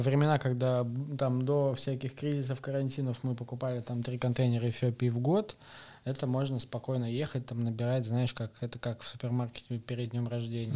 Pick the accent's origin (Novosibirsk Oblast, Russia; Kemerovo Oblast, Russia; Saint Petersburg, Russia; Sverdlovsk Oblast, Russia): Novosibirsk Oblast, Russia; Novosibirsk; now in Moscow, Russia; Я вообще сибиряк. Я из Новосибирска.